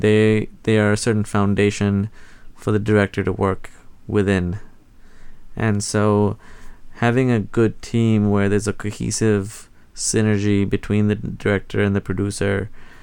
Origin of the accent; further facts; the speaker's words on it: Mauritius; moved away as an adult; now in Portland, United States; I grew up in Mauritius